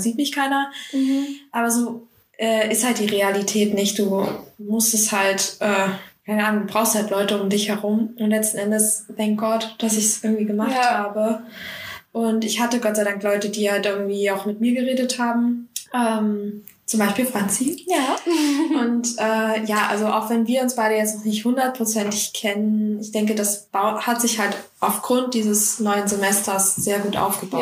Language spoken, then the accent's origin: German; Saxony, Germany; moved away as an adult; now in Bavaria, Germany; ich komme persönlich aus Sachsen. Ich hoffe, man hört mir das hier nicht an im Podcast